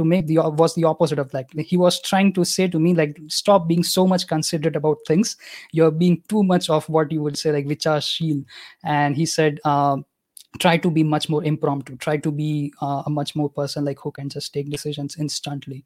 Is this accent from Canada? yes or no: no; Gujarat, India; first language Gujarati; English is a second language; My native language is Gujarati because I'm from Gujarat